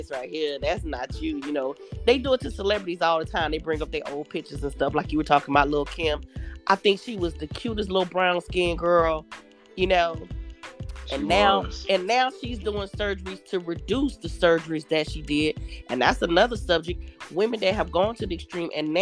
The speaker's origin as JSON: {"language": "English", "town": "Atlanta", "region": "Georgia", "country": "United States", "moved": "yes", "lives_now": "Jacksonville, United States", "said": "I'm from Atlanta, but I do reside in Jacksonville"}